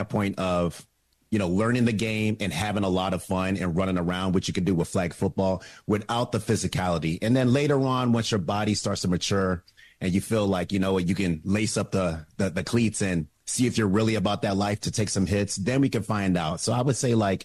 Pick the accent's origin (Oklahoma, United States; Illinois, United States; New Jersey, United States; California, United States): Oklahoma, United States; I grew up in Oklahoma in the late 70s, early 80s